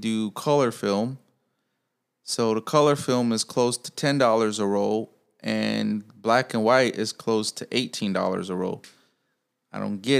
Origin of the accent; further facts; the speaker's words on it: Chicago, Illinois, United States; I'm from Chicago. I'm from Pilsen.